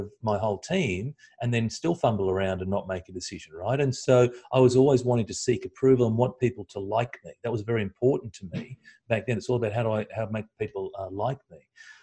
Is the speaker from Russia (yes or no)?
no; Australia; as an Aussie